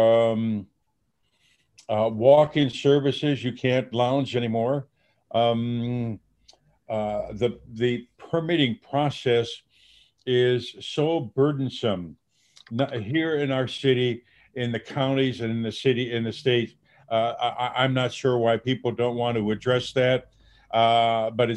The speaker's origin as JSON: {"language": "English", "town": "Dubuque", "region": "Iowa", "country": "United States", "tie": "born or raised there", "moved": "as an adult", "said": "I'm a country boy, born and raised in Dubuque, Iowa."}